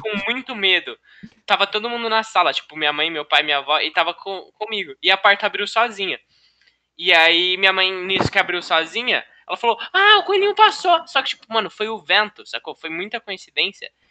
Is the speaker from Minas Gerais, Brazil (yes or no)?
no; interior of São Paulo, Brazil; now in Ribeirão Preto, Brazil; eu sou do interior de São Paulo